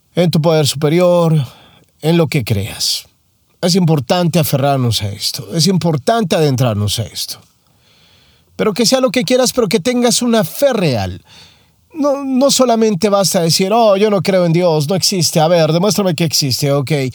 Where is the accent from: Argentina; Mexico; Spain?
Mexico; Soy mexicano